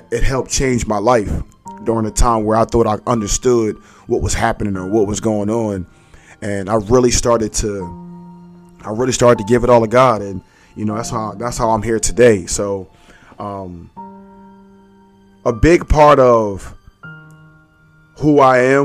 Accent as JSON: {"language": "English", "town": "Philadelphia", "region": "Pennsylvania", "country": "United States", "tie": "born or raised there", "said": "born and raised in Philly. You know, I grew up in Abbotsford Projects"}